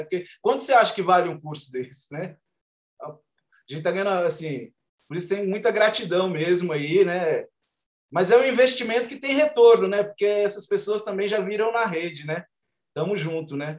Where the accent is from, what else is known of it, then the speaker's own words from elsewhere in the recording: Gama, Federal District, Brazil; Eu sou da, da periferia do Gama, moro no Gama